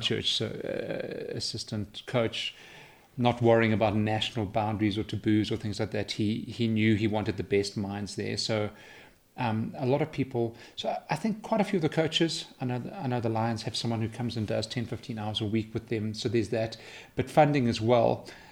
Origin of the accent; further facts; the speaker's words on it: Johannesburg, Gauteng, South Africa; also born or lived in London; I was raised in, in Johannesburg.